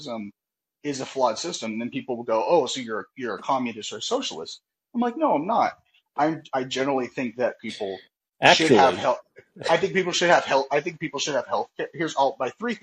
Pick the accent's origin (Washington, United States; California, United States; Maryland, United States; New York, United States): California, United States; I'm from California.